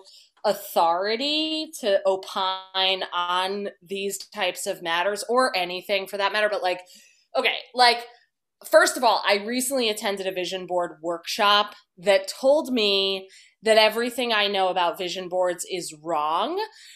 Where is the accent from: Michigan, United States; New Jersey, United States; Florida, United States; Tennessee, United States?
New Jersey, United States; moved away as an adult; also born or lived in Chicago / Los Angeles; I'm from New Jersey